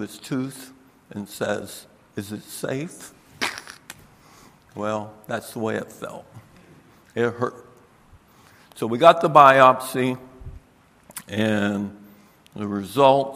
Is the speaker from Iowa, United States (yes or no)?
no; Tampa, Florida, United States; moved away as an adult; now in Michigan, United States; I am a southern boy. I was born in Tampa, Florida